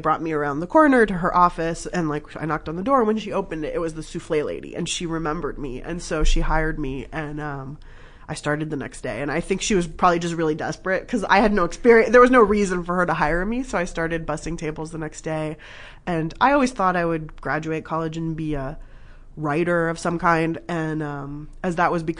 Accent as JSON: {"language": "English", "region": "Southern California", "country": "United States", "tie": "born or raised there", "also_born_or_lived": "Berkeley, California", "said": "I grew up in Southern California. My parents are from Iran."}